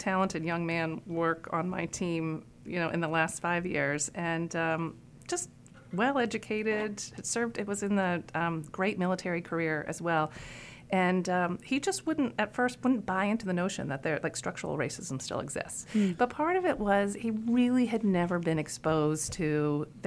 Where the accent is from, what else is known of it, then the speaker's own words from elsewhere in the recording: North Carolina, United States; also born or lived in Iowa; I grew up in North Carolina, even though I was born in Iowa.